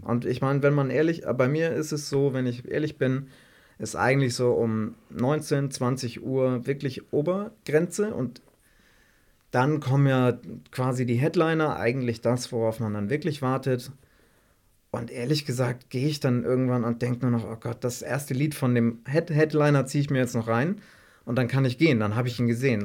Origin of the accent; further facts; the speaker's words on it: Elmshorn, Schleswig-Holstein, Germany; Ich komme ja aus Elmshorn ursprünglich oder noch aus dem Dorf bei Elmshorn, ungefähr 35 Kilometer von Hamburg